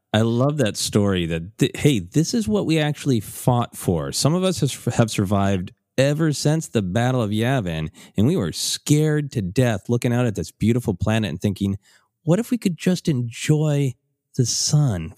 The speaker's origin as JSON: {"language": "English", "region": "Minnesota", "country": "United States", "tie": "born or raised there", "said": "growing up in Minnesota"}